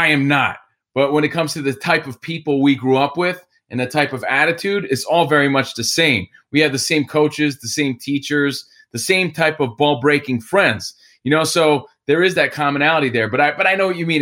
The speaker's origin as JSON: {"language": "English", "town": "Union", "region": "New Jersey", "country": "United States", "also_born_or_lived": "Encino, California / Woodland Hills, California", "moved": "as an adult", "lives_now": "Sherman Oaks, United States", "said": "I'm from New Jersey, Union, New Jersey. I live now in Sherman Oaks"}